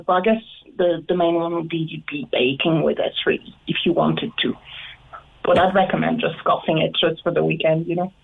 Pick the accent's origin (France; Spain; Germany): France; now in Ireland; I come from France